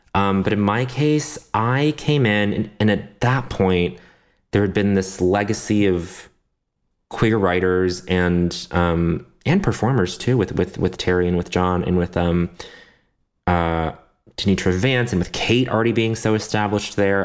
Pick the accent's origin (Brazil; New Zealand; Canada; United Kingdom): Canada; moved away; I grew up in Canada. I, I speak a little French